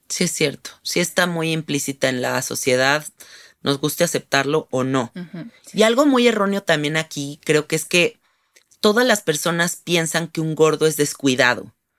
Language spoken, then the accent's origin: Spanish; Mexico; Siendo mexicanas, nosotros vivimos en un país donde sí hay diversidad